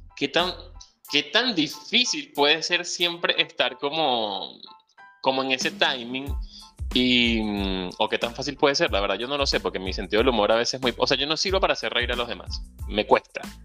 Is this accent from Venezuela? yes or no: yes; Venezuela; moved away; soy venezolano, soñador, ciudadano del mundo, emigrante y venezolano